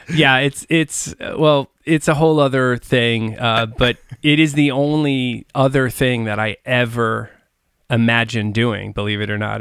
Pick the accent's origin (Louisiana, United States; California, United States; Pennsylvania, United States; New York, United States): New York, United States; Long Island; growing up on Long Island